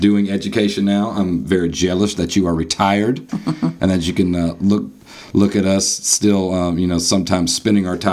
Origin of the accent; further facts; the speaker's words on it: North Carolina, United States; as a North Carolinian and as American